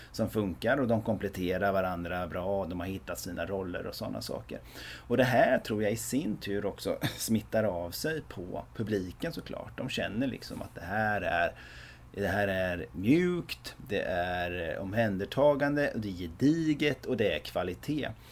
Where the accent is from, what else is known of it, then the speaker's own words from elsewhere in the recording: Västervik, Kalmar County, Sweden; som är födda och uppvuxna i Västervik